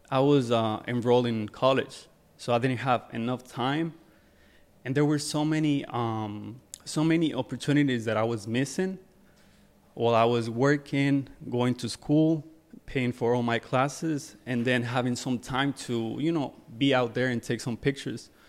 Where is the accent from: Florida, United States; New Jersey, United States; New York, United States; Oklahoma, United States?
New Jersey, United States; So I'm from Jersey. Uh, lived there my whole my whole life, and I used to I used to come here like most of the time.